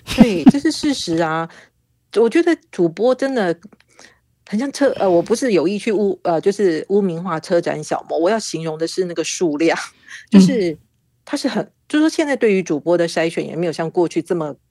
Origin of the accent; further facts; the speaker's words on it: Kaohsiung, Taiwan; moved away as an adult; also born or lived in Taipei; 就从高雄啊，我，我老家是高雄，然后就到台北去